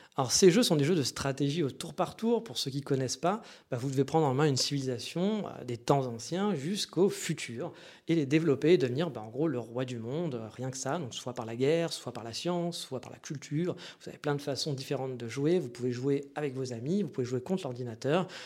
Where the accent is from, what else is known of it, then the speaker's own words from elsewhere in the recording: France; moved away; also born or lived in Japan; on est français